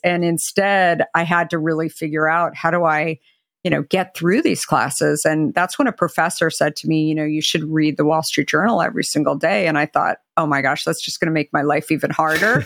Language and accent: English; Arizona, United States; now in Marin County, United States; growing up in Arizona